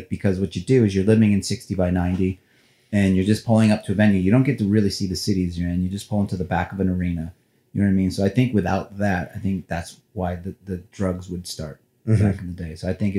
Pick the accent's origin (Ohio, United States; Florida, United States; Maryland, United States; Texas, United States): Ohio, United States; Cleveland; those Laker teams, because I grew up in Cleveland. So I was a huge Cavs fan